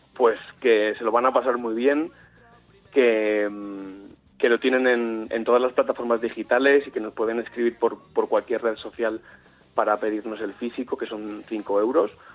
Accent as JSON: {"language": "Spanish", "town": "Madrid", "region": "Community of Madrid", "country": "Spain", "said": "yo soy de Madrid"}